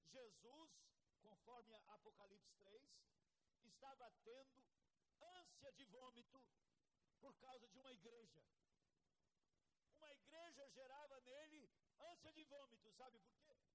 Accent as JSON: {"language": "Portuguese", "country": "Brazil", "said": "eu sou tupin, tupiniquim demais."}